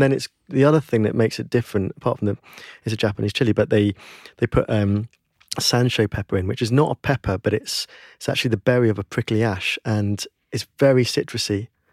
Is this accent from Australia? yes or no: no; United Kingdom; we as British people